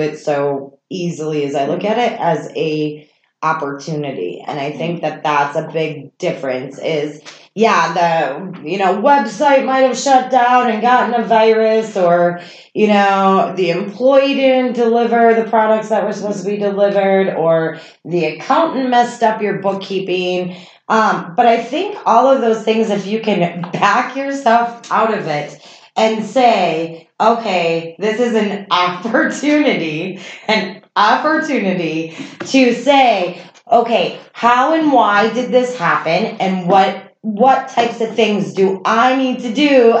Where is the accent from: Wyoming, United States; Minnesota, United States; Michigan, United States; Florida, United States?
Minnesota, United States; accent: Minnesota; I'm from Minnesota. But yes, not just when I drink, but when I get really passionate about something, the Minnesota accent definitely comes more out.